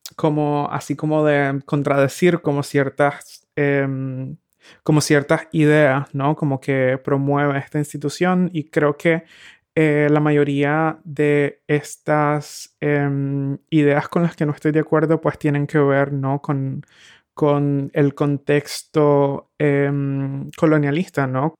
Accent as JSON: {"language": "Spanish", "country": "Nicaragua", "tie": "born or raised there", "moved": "as an adult", "lives_now": "Berlin, Germany", "said": "creciendo en Nicaragua"}